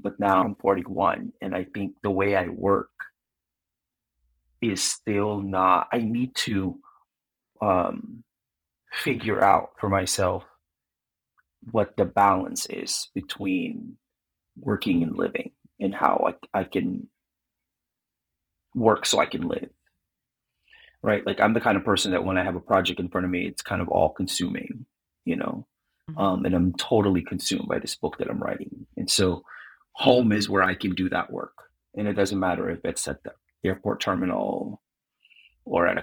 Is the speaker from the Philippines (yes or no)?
yes; Philippines; now in United States; being Filipino